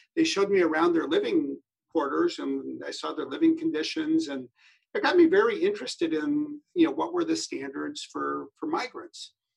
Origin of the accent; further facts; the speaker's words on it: Wisconsin, United States; moved away; also born or lived in Geneva, Switzerland; I was from Wisconsin